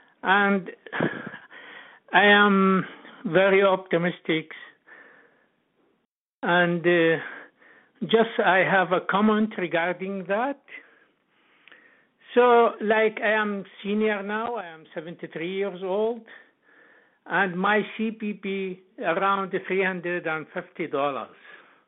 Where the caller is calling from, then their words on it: Calgary, Alberta, Canada; And I'm … from Calgary.